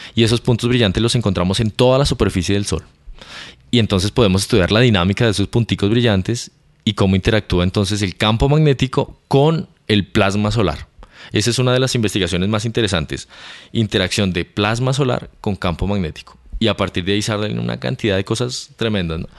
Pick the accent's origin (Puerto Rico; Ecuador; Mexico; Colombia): Colombia; Bogotá; moved away as an adult; also born or lived in Canary Islands / England / United States; Yo soy colombiano, nací en Bogotá.